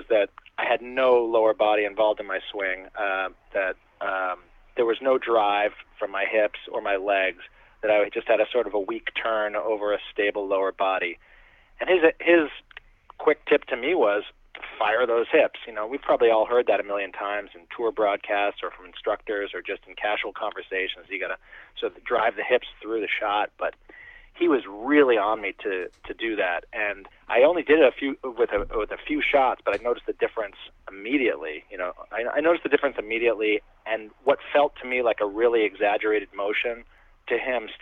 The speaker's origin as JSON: {"language": "English", "region": "New England", "country": "United States", "tie": "born or raised there", "said": "I grew up in the New England area playing hockey and baseball"}